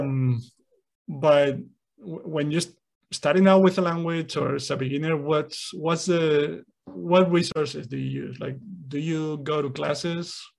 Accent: Spain; first language Spanish; English is a second language; I grew up in Spain, so I was exposed to Spanish

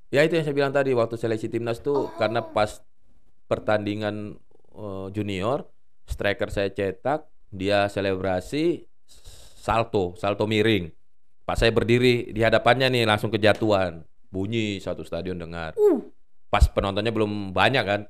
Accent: Makassar, South Sulawesi, Indonesia; moved away; kalau di daerah di kampung mm. halaman saya itu di Makassar, eh, anak-anak eh, anak -anak kecil tuh memang sukanya bermain bola di jalanan

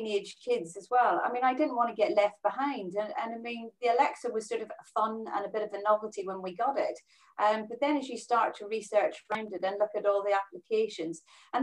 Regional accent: Northern Ireland, United Kingdom; moved away as an adult; also born or lived in Middlesbrough / Bristol / Belgium / Brazil; I'm originally from Northern Ireland. I left when I was 19

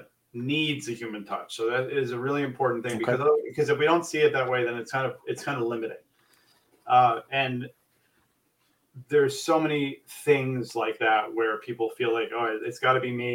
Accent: New York, United States; moved away as an adult; now in New Jersey, United States; I am born and raised in New York. I've been in New Jersey for a year now

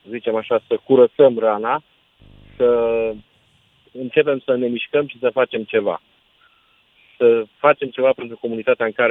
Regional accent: Romania; Pentru că eu iubesc România și iubesc și mă mândresc că sunt român, dar de multe ori mă dezgustă mentalitatea românilor cu care conviețuiesc.

